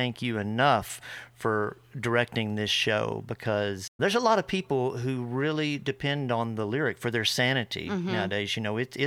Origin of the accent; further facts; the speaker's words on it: Texas, United States; accent: Texas; my Texas accent